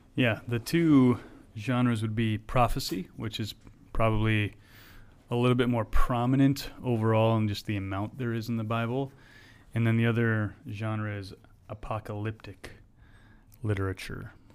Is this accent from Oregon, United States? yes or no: no; Wisconsin, United States; moved away; I'm from Wisconsin